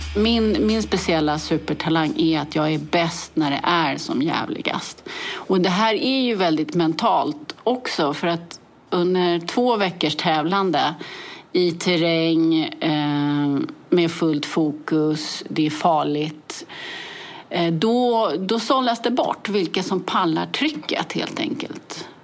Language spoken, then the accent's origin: Swedish; Täby, Stockholm County, Sweden; jag är född i Täby och växte upp i Täby.